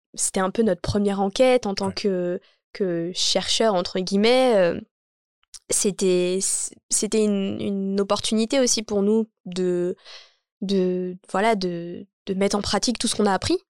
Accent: Champigny-sur-Marne, Île-de-France, France; J'ai dit que je venais de Champigny

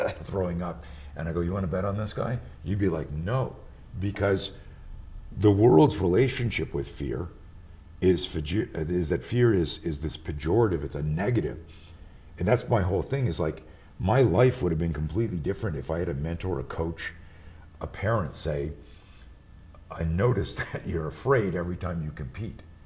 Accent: Montreal, Quebec, Canada; moved away; I grew up in Montreal. I live out here now

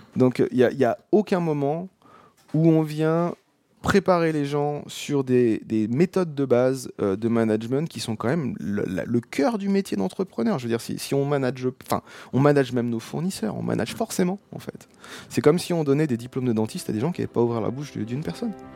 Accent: Seine-et-Marne, Île-de-France, France; moved away as an adult; also born or lived in Paris; now in Auvergne, France; j'ai grandi en Seine-et-Marne

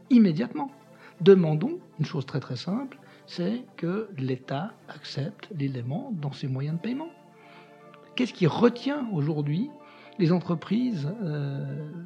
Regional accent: Algeria; born there; Euh, je suis né en Algérie, dans un pays qui était en train de se défaire, d'une France qui était en train de perdre ses colonies

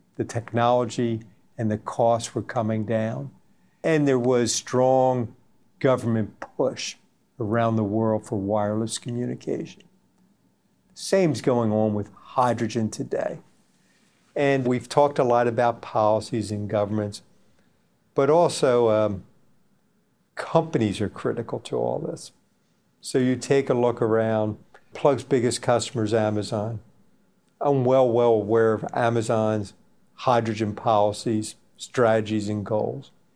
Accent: United States; my home country, United States

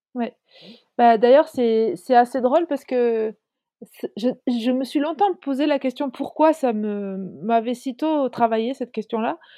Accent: Lot, Occitania, France; also born or lived in Île-de-France; je suis française, d'origine du Lot, en Occitanie. Je vis entre l'Occitanie et l'Île-de-France.

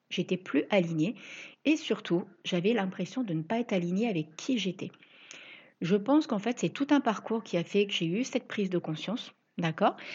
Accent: Reims, Grand Est, France; now in La Ciotat, France; Ça faisait 17 ans que j'étais partie vivre là-bas, alors qu'à la base, je suis originaire de Reims.

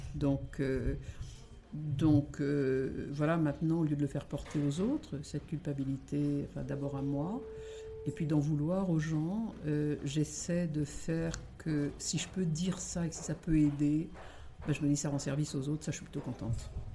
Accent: Brittany, France; Je suis bretonne

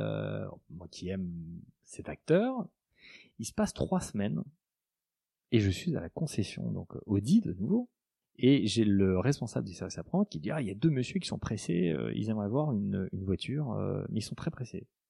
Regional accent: Alsace, Grand Est, France; moved away as an adult; now in Paris, France; moi aussi, je suis Alsacien

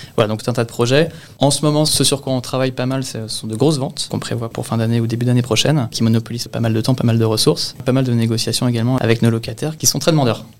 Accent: Le Havre, Normandy, France; also born or lived in Rouen; je viens de, la ville du Havre, en Normandie, donc en Seine-Maritime, où j'ai fait euh, grande partie de, de mes études jusqu'au bac

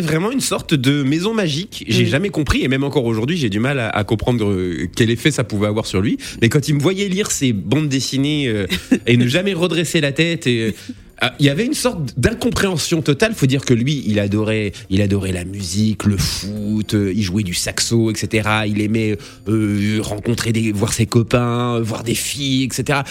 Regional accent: Lorraine, Grand Est, France; j'ai grandi en Lorraine

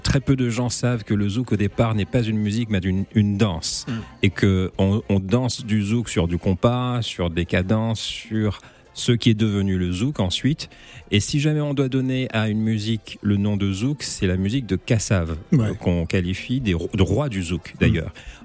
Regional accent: Martinique, France; je suis martiniquais, euh, fier de l'être

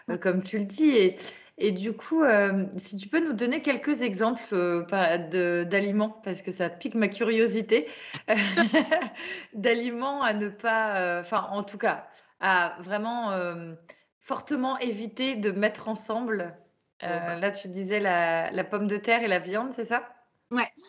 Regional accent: Brittany, France; Moi, je suis bretonne

